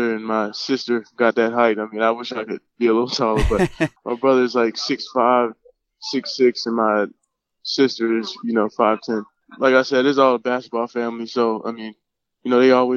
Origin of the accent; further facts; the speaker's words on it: Baltimore, Maryland, United States; I grew up in Baltimore, Maryland